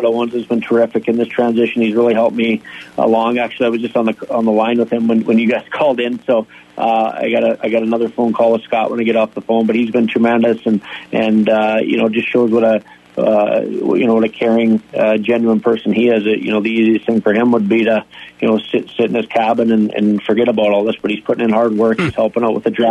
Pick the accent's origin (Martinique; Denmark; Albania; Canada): Canada; rural Manitoba; also born or lived in Minot, North Dakota; now in Sioux Falls, United States; I grew up in a small town in rural Manitoba. It's a farming community.